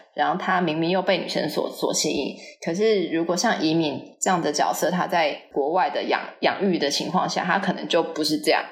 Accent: Taiwan; moved away as an adult; also born or lived in United States; 我虽然是就是台湾长大的

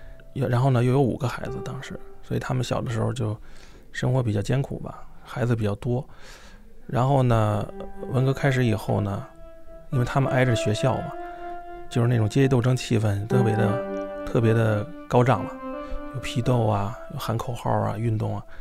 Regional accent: Gucheng, Hebei, China; born there; 我是在干校出生的， 这个干校在河北省那个故城，他们是知青从内蒙这个往回调嘛，嗯，就调到那那个地方，那地方离北京一两个小时的路程，就是说在那个地方呃相识的，然后我就是在那儿出生的。

